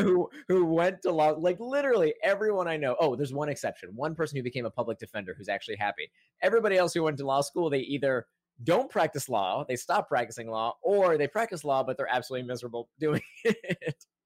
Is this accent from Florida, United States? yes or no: yes; Central Florida, United States; as a kid, I grew up in Central Florida